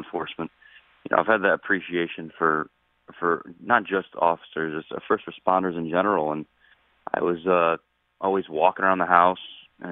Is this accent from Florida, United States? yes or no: no; Connecticut, United States; it's not necessarily my hometown, but it's my home state